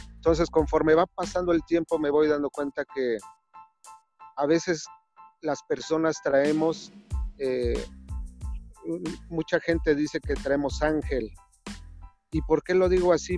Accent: Mexico City, Mexico; Yo nací en una zona marginada de la ciudad de Azcapotzalco, en el antes Distrito Federal, ahora Ciudad de México

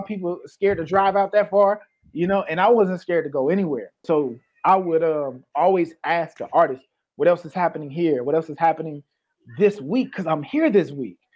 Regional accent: Peoria, Illinois, United States; also born or lived in Maywood, Illinois; I was born in Maywood, but I grew up in Peoria

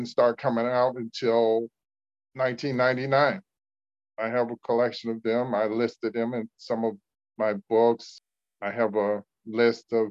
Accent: Cleveland, Ohio, United States; I was living in my hometown, Cleveland, Ohio.

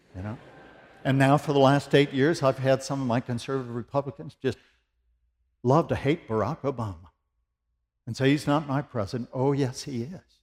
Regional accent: United States; now in Tennessee, United States; I'm an American

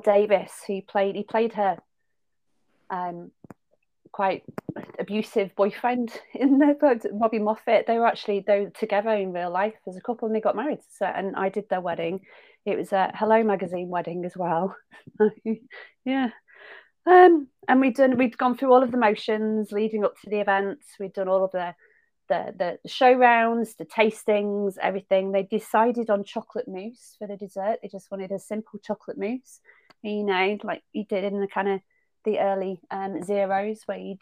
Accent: Southport, North West England, United Kingdom; accent: Lancashire; So I'm from Southport originally. So I'm a Merseyside girl with a Lancashire accent

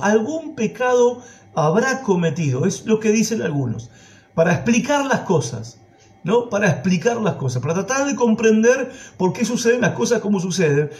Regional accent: Argentina

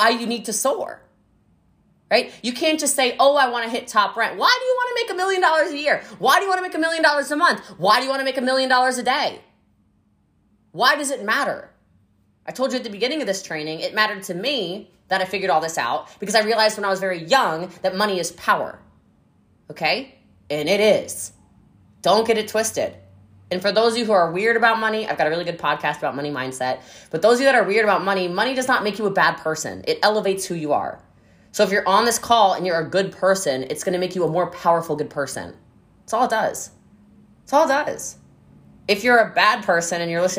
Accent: United States; I love being American. I think it is a blessing that I was born here

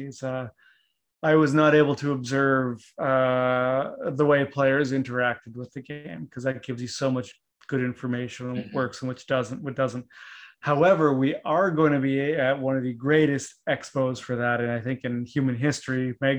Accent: Canada; now in United States; growing up in Canada and even being in the US for this long

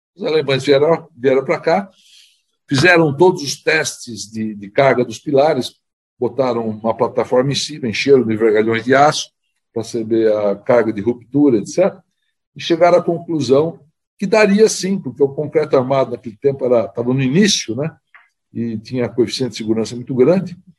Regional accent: São Paulo, Brazil; como paulistanos

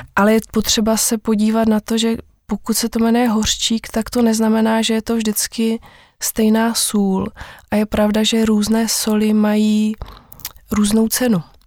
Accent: Vyškov, South Moravian Region, Czechia; jsem z Vyškova a vlastně ve Vyškově se trávím celý život

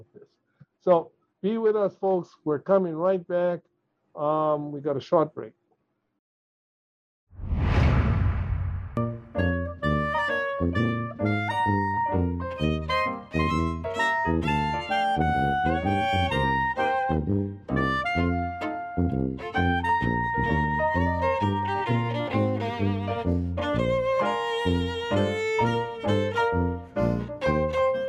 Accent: Hawaii, United States; I'm Hawaiian.

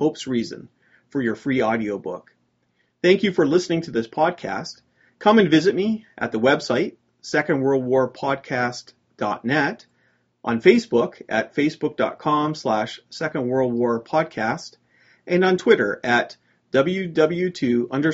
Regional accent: Canada; As a Canadian

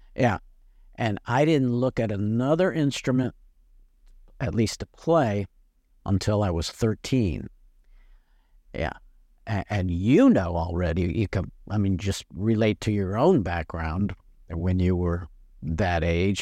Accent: Niagara Falls, New York, United States; now in Mississippi, United States; I'm not a native Mississippian. Um, I was born in Western New York, Niagara Falls, to be exact

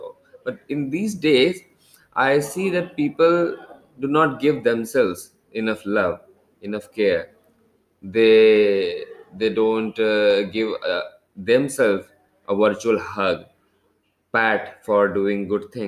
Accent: India; also born or lived in Kolkata; I am basically from India

